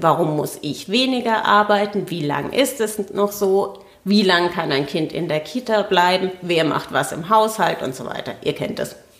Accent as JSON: {"language": "German", "area": "Franconia", "region": "Bavaria", "country": "Germany", "moved": "as an adult", "lives_now": "Berlin, Germany", "said": "Ich bin Fränkin und ähm, ja, also exil Exilfränkin"}